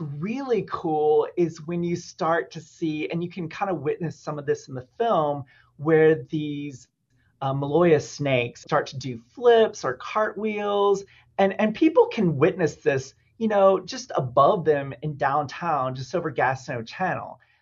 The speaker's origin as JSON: {"language": "English", "region": "Alabama", "country": "United States", "moved": "yes", "lives_now": "Juneau, United States", "said": "I'm originally from Alabama"}